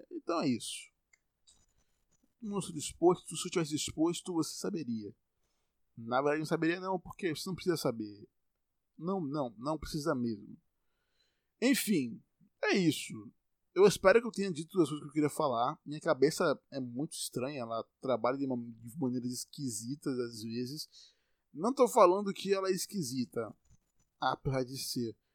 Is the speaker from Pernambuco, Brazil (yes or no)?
no; Bahia, Brazil; Eu sou baiano e tô falando normal aqui, você tá me entendendo.